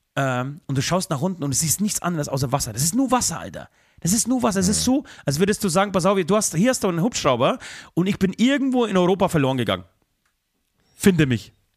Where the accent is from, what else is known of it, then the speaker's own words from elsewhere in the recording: Poland; now in Germany; zu meinem Geburtsort, zu meinem Geburtshaus